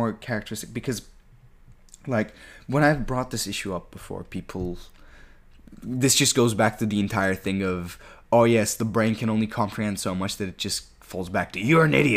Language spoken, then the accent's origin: English; Turkey; I grew up in Turkey